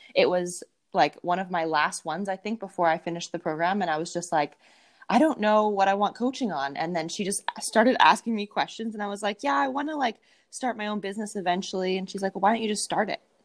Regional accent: Winnipeg, Manitoba, Canada; I am from Winnipeg, Manitoba, in Canada, right in the middle of Canada. It's quite cold here right now

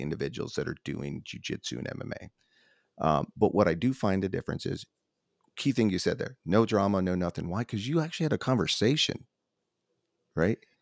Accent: Nashville, Tennessee, United States; I'm from Nashville

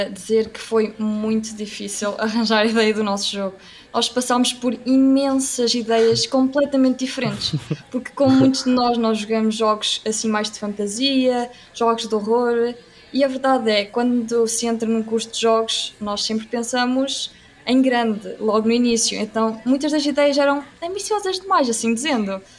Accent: Aveiro, Centro, Portugal; also born or lived in Anadia; eu sou de Aveiro

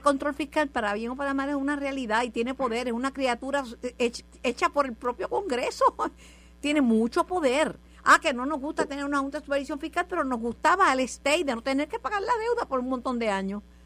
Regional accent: Puerto Rico; de donde venimos muchos puertorriqueños, venimos de las Islas Canarias, nuestros antepasados

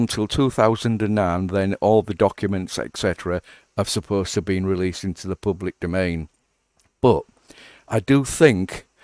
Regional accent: England, United Kingdom; I'm speaking as an Englishman

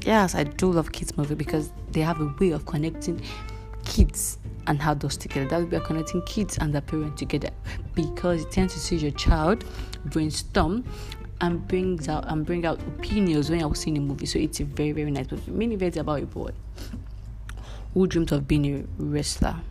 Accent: Nigeria; I'm a Nigerian

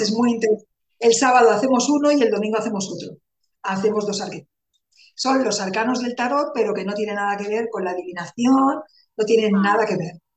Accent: Barcelona, Catalonia, Spain; moved away as an adult; now in Calatayud, Spain; aunque soy de Barcelona, soy catalana, pero hace un año que vivo aquí, en Calatayud, Zaragoza.

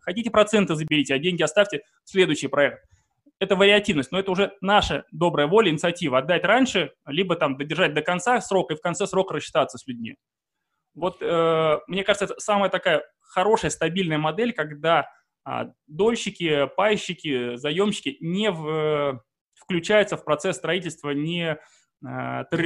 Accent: Saint Petersburg, Russia; я сам из Санкт-Петербурга

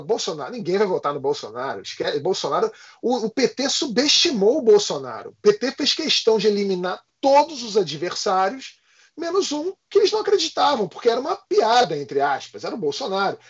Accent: Rio de Janeiro, Brazil; a gente é do Rio de Janeiro

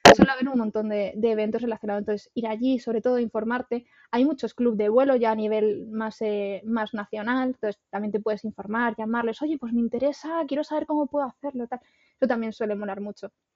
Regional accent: Extremadura, Spain; yo soy de Extremadura

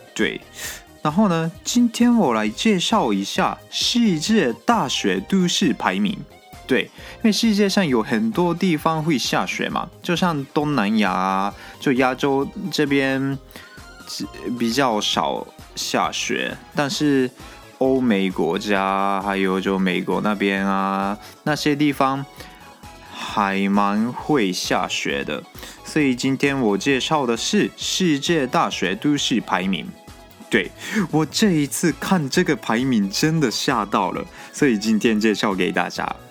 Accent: Japan; 我们日本人

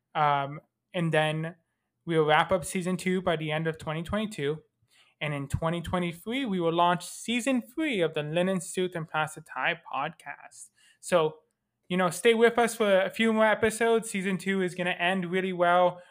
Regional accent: Canada; I'm Canadian

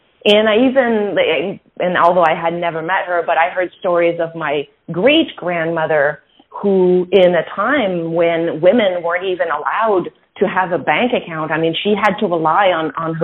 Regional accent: Quebec City, Quebec, Canada; I grew up in Quebec City. So I grew up in a mostly French environment, although both my parents are bilingual.

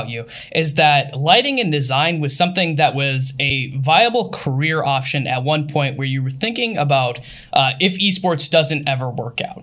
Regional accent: Upper Peninsula of Michigan, United States; I grew up in Upper Michigan

